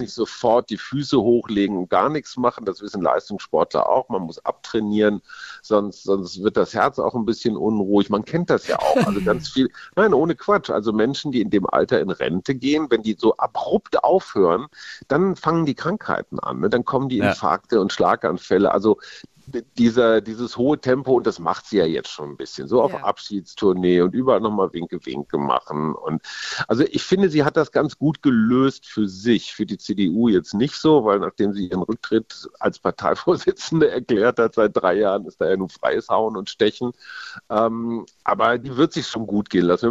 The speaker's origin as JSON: {"language": "German", "town": "Münster", "region": "North Rhine-Westphalia", "country": "Germany", "tie": "born or raised there", "also_born_or_lived": "Munich", "moved": "as an adult", "lives_now": "Berlin, Germany", "said": "Ich bin in Münster aufgewachsen"}